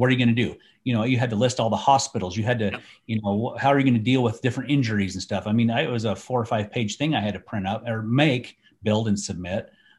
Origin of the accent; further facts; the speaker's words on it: United States; That's stupid. I'm an American. Yeah. It's public land. I can do whatever I want, right?